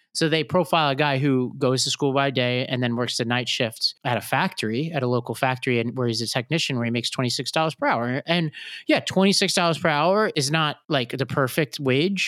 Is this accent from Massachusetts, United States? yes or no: no; New York, United States; as a New Yorker.